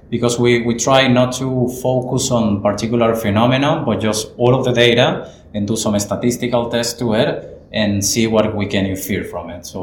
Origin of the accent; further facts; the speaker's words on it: Chile; English is a second language; moved away as an adult; now in Christchurch, New Zealand; Hi guys, I'm a postdoc at the University of Canterbury, I'm originally from Chile